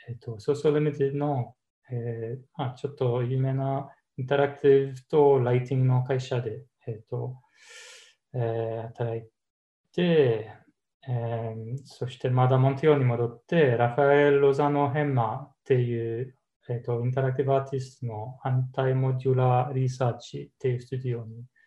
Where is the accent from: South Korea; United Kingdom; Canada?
Canada; Japanese is a second language; moved away as an adult; also born or lived in United States; now in Japan; 出身はカナダ